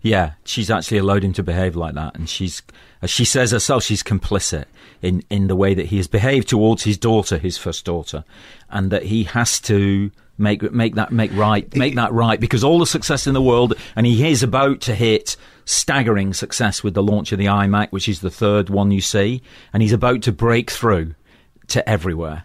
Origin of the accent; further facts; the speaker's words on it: Manchester, North West England, United Kingdom; moved away; also born or lived in London; I come from Manchester, which is an industrial town in the northwest of England